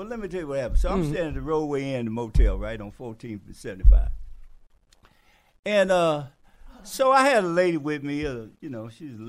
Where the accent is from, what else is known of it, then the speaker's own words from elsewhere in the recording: Detroit, Michigan, United States; now in Atlanta, United States; I came to Atlanta from Detroit. I'm from Detroit, right?